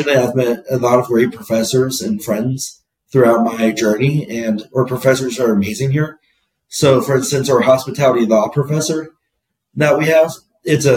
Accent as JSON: {"language": "English", "town": "Phoenix", "region": "Arizona", "country": "United States", "tie": "born or raised there", "said": "I'm originally from Phoenix, Arizona. I grew up here"}